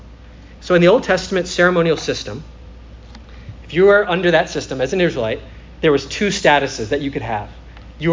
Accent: Minnesota, United States; now in Florida, United States; I'm from Minnesota, so it was a religion up there

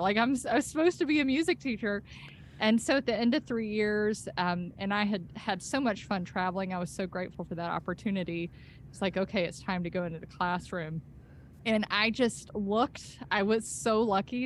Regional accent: Senoia, Georgia, United States; I grew up on a farm in Sonoy before there were zombies

